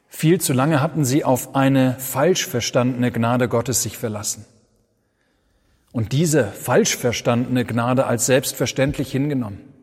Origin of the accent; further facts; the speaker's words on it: Germany; Wir sind als Deutsche